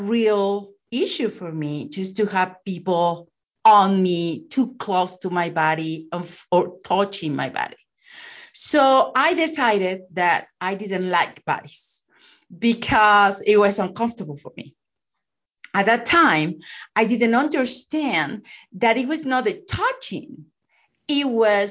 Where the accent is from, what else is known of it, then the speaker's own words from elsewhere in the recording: Mexico; I'm from Mexico